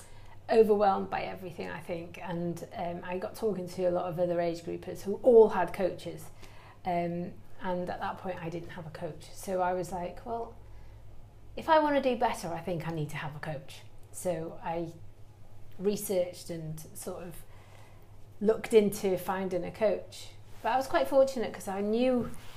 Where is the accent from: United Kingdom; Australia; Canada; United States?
United Kingdom; Church Village, Wales; Because we're from Wales, and he's got a little bit soft spot for Wales, hasn't he?